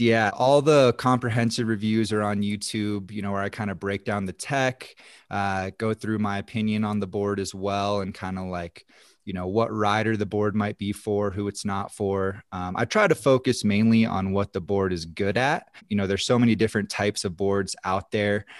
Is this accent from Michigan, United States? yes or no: no; North Carolina, United States; moved away as an adult; now in Silverthorne, United States; I actually grew up on the East Coast. I'm originally from North Carolina, so that's, uh, where it all started for me. Grew up out there